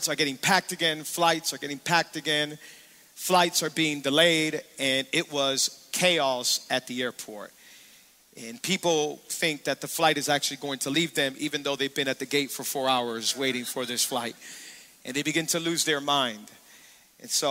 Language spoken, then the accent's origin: English; Miami, Florida, United States; I'm born and raised in Miami. I've been here my whole life